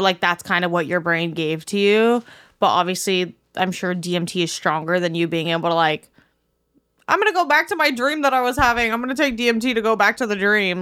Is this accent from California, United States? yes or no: no; Miami, Florida, United States; moved away; growing up in Miami